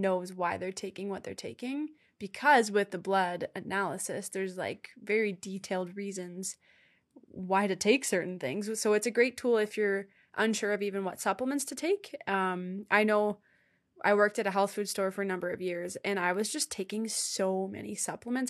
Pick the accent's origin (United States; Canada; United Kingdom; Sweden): Canada; Ontario; now in Alberta, Canada; I did not grow up here. I grew up in Ontario